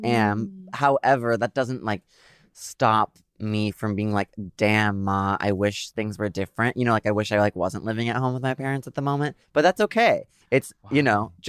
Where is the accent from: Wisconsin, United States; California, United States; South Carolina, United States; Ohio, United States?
California, United States; San Diego; moved away as an adult; also born or lived in New York; I'm back at home living with my parents in San Diego. I'm a Californian once again.